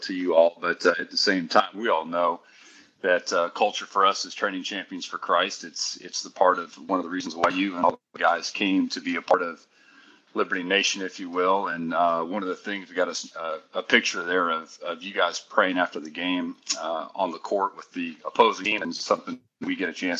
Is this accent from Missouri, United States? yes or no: yes; Kansas City, Missouri, United States; I am a born and raised in Kansas City, Missouri, man